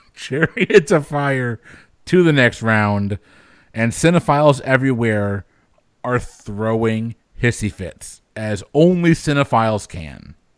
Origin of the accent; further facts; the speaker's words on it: Connecticut, United States; I'm from Connecticut